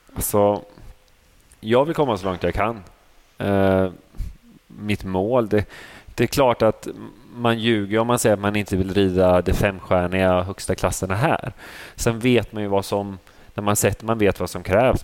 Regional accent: Motala, Östergötland, Sweden; also born or lived in Vadstena; jag kommer från eh, Motala Vadstena från början

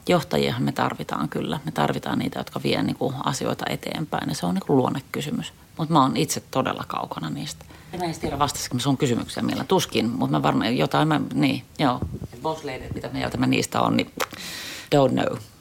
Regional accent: Helsinki, Uusimaa, Finland; Mä oon Helsingistä kotoisin, useamman polven helsinkiläinen

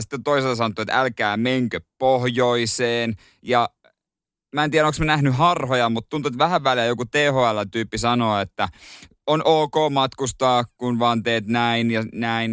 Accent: Ostrobothnia, Finland; meillä päin Pohjanmaalla

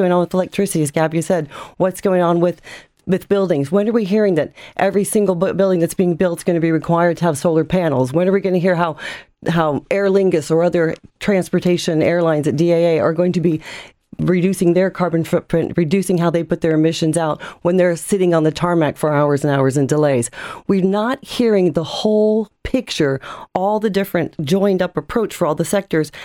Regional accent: United States; now in Ireland; as an American

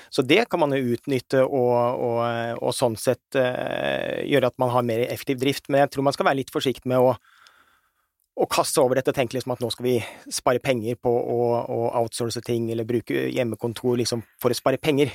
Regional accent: Norway; Vi som nordmenn

